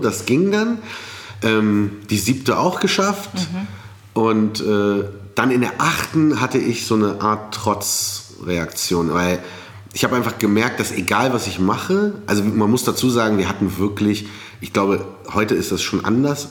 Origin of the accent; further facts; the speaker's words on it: Berlin, Germany; dass ich in Berlin groß werde und nicht in Kairo